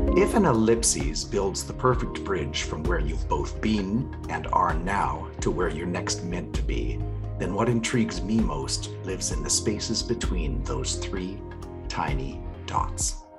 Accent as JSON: {"language": "English", "country": "Canada", "said": "As a Canadian"}